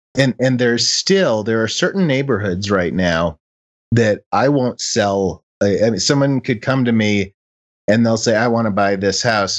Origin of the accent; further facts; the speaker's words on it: Chicago, Illinois, United States; moved away; when I was a kid, and and I grew up in Chicago